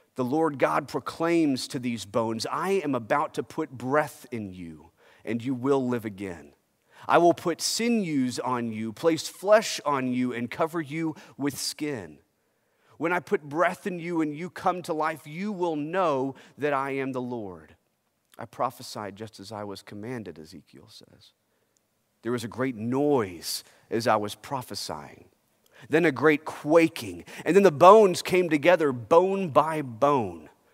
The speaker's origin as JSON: {"language": "English", "country": "United States", "tie": "born or raised there", "said": "As a kid growing up in America"}